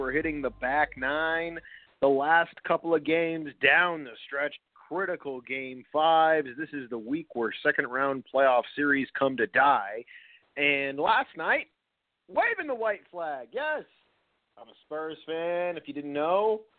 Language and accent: English; San Antonio, Texas, United States; born there; I was born on Lackland Air Force Base in 1990, October 16th, 1990.